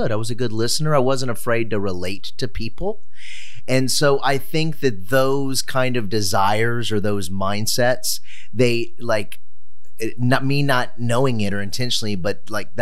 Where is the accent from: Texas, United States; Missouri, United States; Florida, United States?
Texas, United States; San Antonio; moved away as an adult; also born or lived in Los Angeles; I am born and raised in San Antonio and was in San Antonio for a while